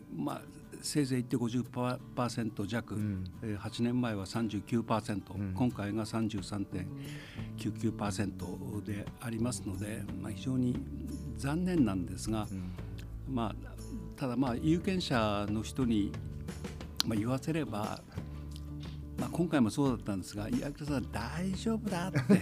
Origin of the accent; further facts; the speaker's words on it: Tomakomai, Hokkaido, Japan; 私も苫小牧生まれ苫小牧育ちでありますので